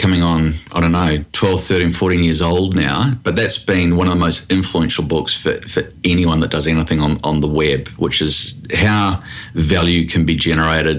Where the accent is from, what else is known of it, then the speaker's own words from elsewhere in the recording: New Zealand; now in Australia; I am from New Zealand originally